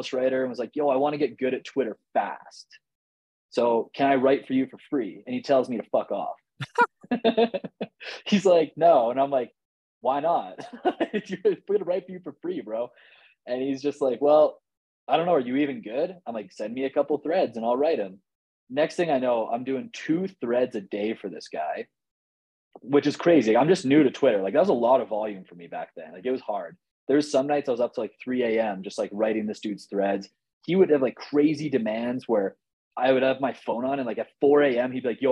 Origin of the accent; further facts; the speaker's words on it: Canada; I'm Canadian.